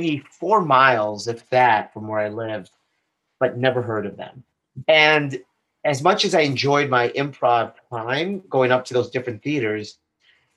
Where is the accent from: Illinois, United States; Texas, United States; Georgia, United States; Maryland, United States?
Illinois, United States; Chicago; moved away as an adult; also born or lived in Boston; now in Sarasota, United States; grew up on the south side of Chicago. Up until the age of 18.